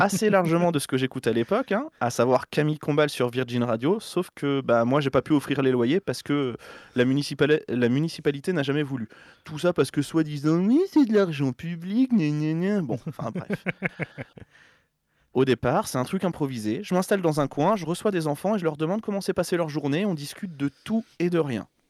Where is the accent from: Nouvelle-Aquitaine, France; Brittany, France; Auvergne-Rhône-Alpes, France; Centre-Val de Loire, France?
Centre-Val de Loire, France; Berry; je viens du Berry